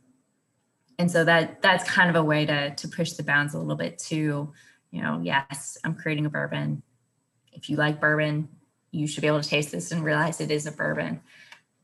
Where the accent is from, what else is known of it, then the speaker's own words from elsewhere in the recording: Kentucky, United States; I was born in Kentucky.